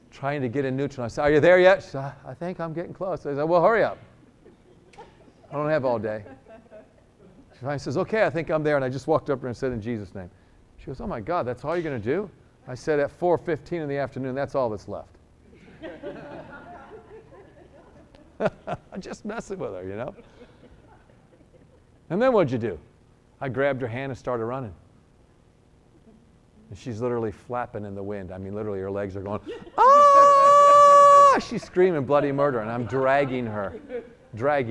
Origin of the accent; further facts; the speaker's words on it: New York, United States; I'm a New Yorker